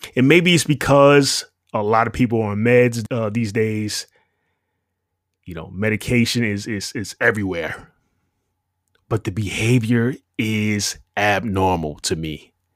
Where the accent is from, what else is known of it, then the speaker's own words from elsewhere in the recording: New York City, New York, United States; moved away; You're listening to someone who spent roughly twenty-five years in the Big Apple. N Y C. And it was no walk in the park. Growing up in New York